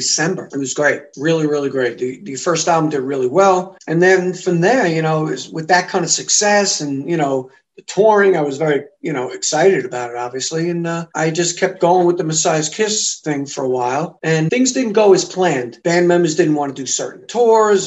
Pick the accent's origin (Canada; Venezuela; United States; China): United States; I'm coming from the States